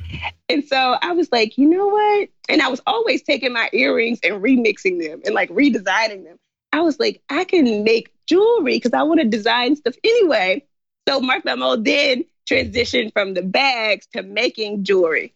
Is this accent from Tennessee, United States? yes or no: yes; Memphis, Tennessee, United States; moved away as an adult; also born or lived in China; I'm from Memphis. My parents are in Memphis